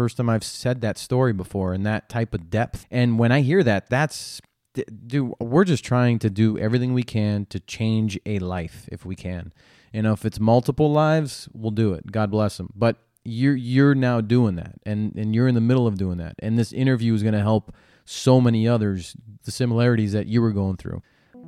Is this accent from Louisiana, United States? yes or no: no; San Diego, California, United States; end up in my hometown of San Diego?